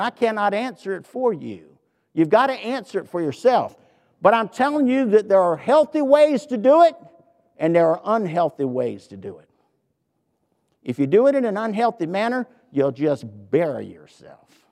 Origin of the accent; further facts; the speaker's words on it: the South, Southern United States, United States; accent: southern; my southern accent